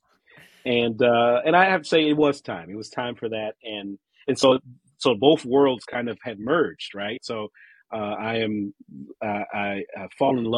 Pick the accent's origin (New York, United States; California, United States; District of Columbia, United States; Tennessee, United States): District of Columbia, United States; Washington; moved away as an adult; now in Pittsburgh, United States; I am originally from the Washington, D.C. area